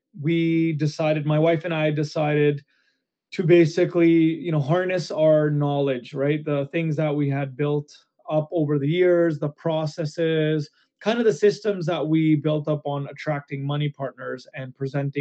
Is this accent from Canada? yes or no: yes; Canada; as a Canadian